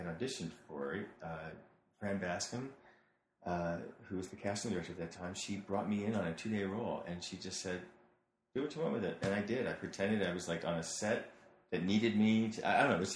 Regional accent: St. Louis, Missouri, United States; moved away; I grew up in St. Louis, Missouri, so detached from this L.A.

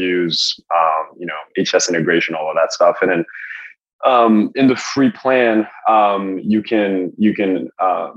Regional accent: France; also born or lived in Los Angeles, United States; now in United States; I'm from France originally

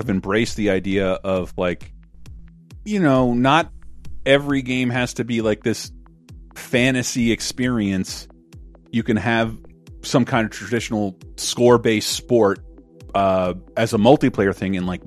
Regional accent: Tallahassee, Florida, United States; in my hometown, Tallahassee, Florida

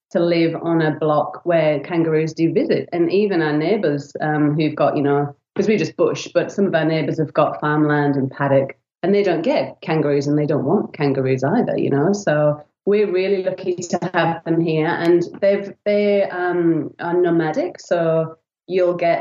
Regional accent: England, United Kingdom; now in Australia; I'm originally from England, as you might be able to tell by my non-Aussie accent

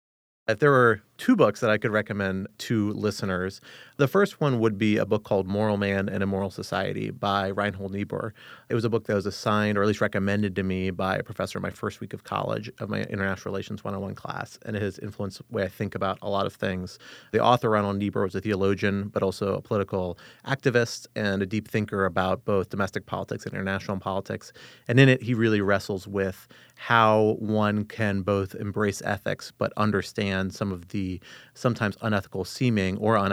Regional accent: Arlington, Virginia, United States; I grew up in Arlington, Virginia, just across the river from us here in our nation's capital. Growing up in the D.C. area

